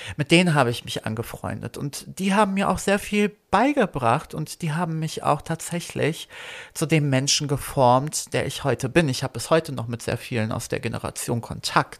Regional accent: Berlin, Germany; German is a second language; also born or lived in Poland; ursprünglich geboren in Polen, zugezogen mit äh, vier Jahren nach Berlin

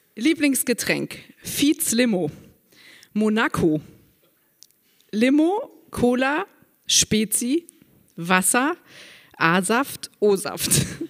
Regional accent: Saarburg, Rhineland-Palatinate, Germany; Geboren in Saarburg am 10.10.73

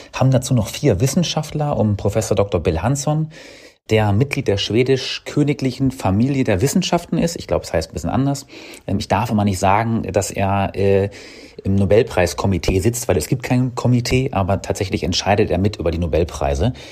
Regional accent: Lower Saxony, Germany; ich bin gebürtiger Niedersachse ähm, oder aus Niedersachsen

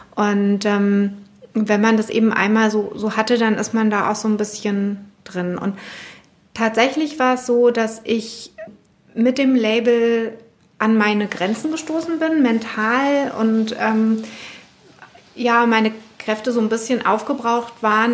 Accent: Berlin, Germany; ich bin in West-Berlin aufgewachsen

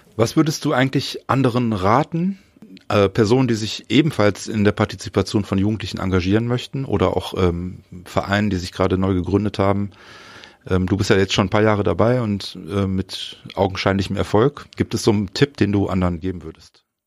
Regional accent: North Rhine-Westphalia, Germany; bei uns in Nordrhein-Westfalen

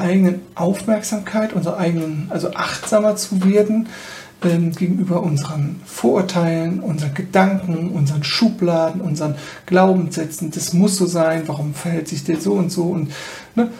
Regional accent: Germany; besonders als Deutsche

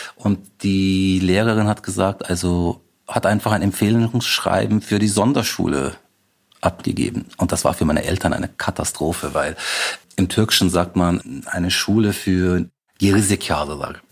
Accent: Reichertshausen, Bavaria, Germany; now in Munich, Germany; ich bin Münchner, ich bin bayerischer Türke

